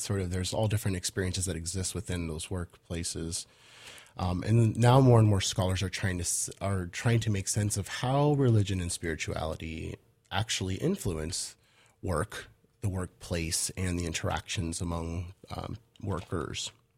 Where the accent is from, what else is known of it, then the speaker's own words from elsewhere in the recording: Portland, Oregon, United States; also born or lived in Los Angeles / Midwest; I'm from Los Angeles, but I, I came of age in Portland.